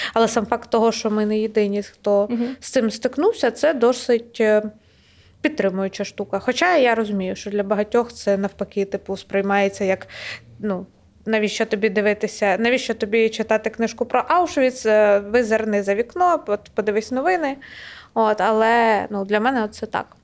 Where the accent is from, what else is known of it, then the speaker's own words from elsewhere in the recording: Kyiv Oblast, Ukraine; моя сім'я з Київщини, і, відповідно, моє різне селище було окуповане